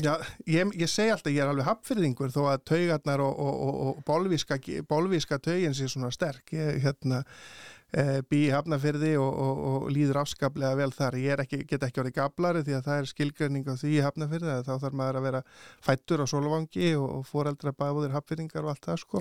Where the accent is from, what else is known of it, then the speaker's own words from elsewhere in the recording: Bolungarvík, Westfjords, Iceland; á þessum aldri þegar ég er alast upp í Bólungarvík